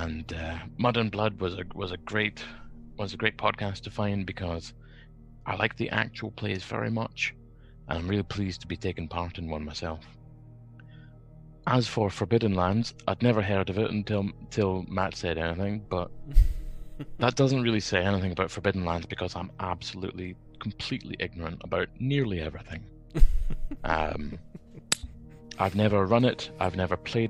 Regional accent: Scotland, United Kingdom; I'm from Scotland

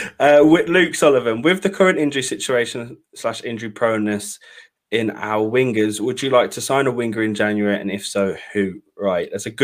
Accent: Birmingham, West Midlands, United Kingdom; I'm a Brummie.

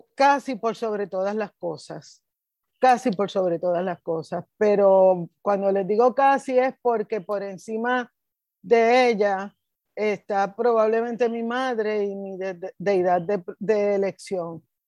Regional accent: Puerto Rico; era puertorriqueña

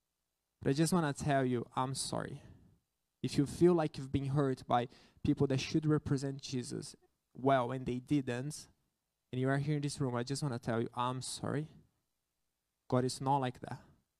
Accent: Brazil; English is a second language; I know that I'm a missionary. I came from Brazil to here, but it is something that goes beyond missions.

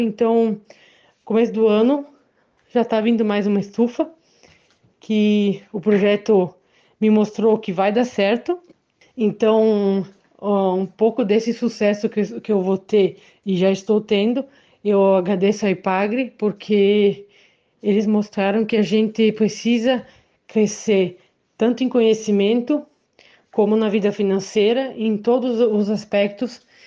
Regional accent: Benedito Novo, Santa Catarina, Brazil; sou de Benedito Novo

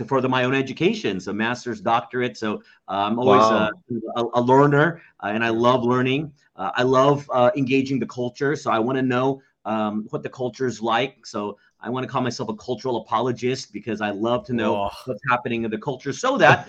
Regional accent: Dallas, Texas, United States; moved away as an adult; now in Philippines; our home city, which I grew up in Dallas, Texas

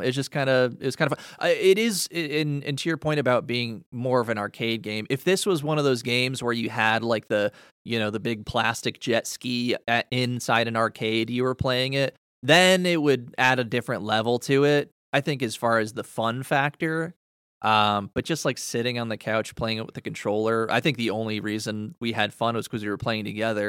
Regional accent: Canada; I'm from the Great White North

